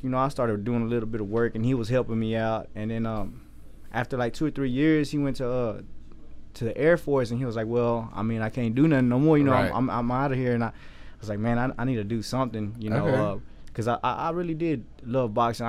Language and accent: English; Waco, Texas, United States; I'm born and raised in Waco.